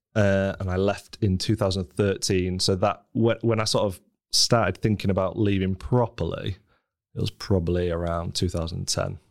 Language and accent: English; Scunthorpe, Yorkshire and the Humber, United Kingdom; moved away as an adult; also born or lived in Leeds; I grew up in Scunthorpe, a sort of very stereotypical northern steelworking town